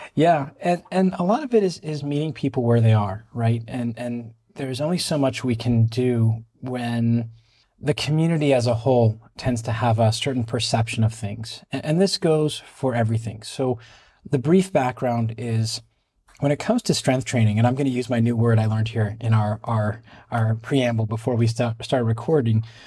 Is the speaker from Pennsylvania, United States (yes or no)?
yes; Pittsburgh, Pennsylvania, United States; moved away as an adult; now in Israel; I was born and raised in Pittsburgh, Pennsylvania.